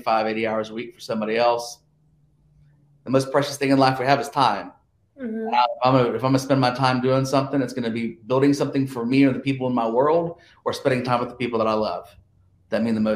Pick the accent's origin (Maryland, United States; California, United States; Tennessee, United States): Tennessee, United States; Johnson City; But I'm from Johnson City, Tennessee, which is pretty much the northeast tip of Tennessee